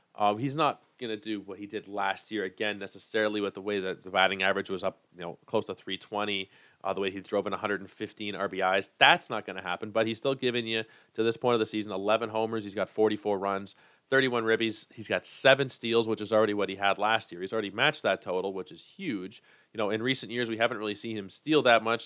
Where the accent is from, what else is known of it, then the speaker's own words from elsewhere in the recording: Toronto, Ontario, Canada; I am from Toronto.